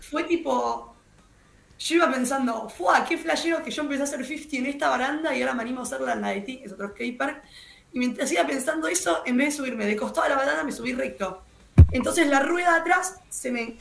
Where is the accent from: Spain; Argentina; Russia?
Argentina; estoy en mi país, estoy en mi país